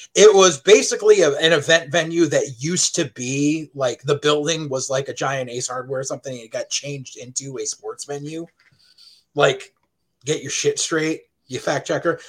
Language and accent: English; Southington, Connecticut, United States; I grew up in Southington High